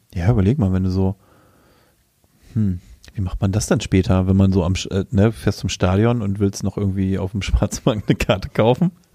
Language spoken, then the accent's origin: German; Germany; weil ich ja auch in Deutschland geboren bin